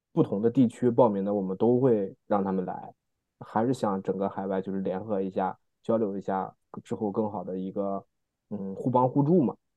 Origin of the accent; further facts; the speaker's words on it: China; moved away; 小时候在国内上学的一些事情